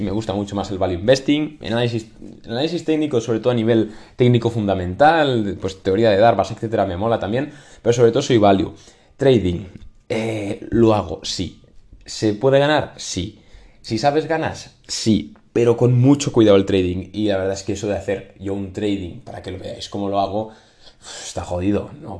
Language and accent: Spanish; Spain